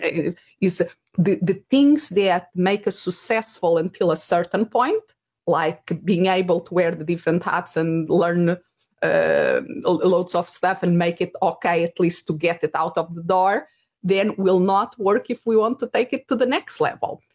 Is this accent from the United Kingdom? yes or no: no; Portugal; English is a second language; moved away; if people are wondering about my accent, Uh, originally, I'm from Portugal